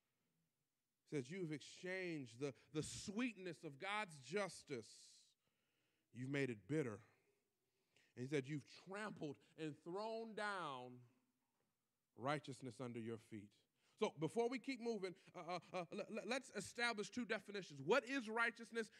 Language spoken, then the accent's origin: English; Detroit, Michigan, United States; I'm from Detroit, born and raised